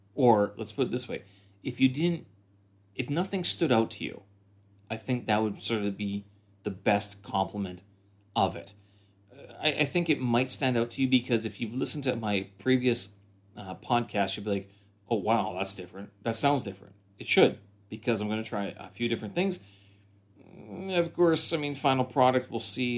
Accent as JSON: {"language": "English", "country": "Canada", "moved": "as an adult", "lives_now": "Beijing, China", "said": "I'm a Canadian expat here in Beijing."}